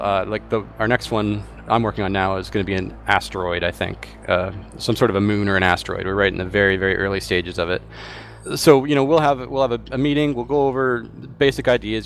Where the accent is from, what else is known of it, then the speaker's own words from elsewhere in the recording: Vancouver, British Columbia, Canada; I'm from Vancouver